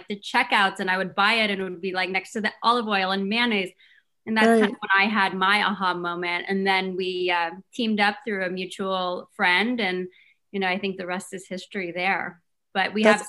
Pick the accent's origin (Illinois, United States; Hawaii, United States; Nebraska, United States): Hawaii, United States; I grew up in Hawaii